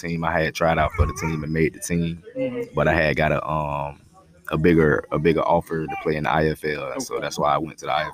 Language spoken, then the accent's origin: English; Jacksonville, Florida, United States; I'm originally from Jacksonville, Florida